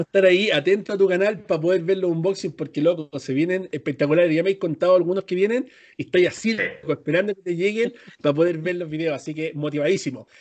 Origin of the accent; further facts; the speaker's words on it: Chile; moved away; soy chileno